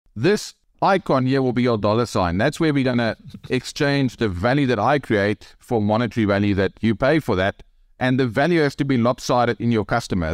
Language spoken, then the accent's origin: English; South Africa; accent: South African; I'm from Africa